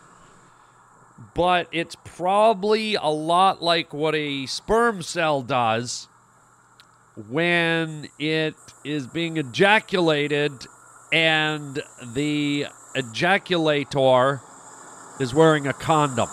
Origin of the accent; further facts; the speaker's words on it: Canada; I was born and raised in Canada, and we grew up on, you know, a lot of Canadian radio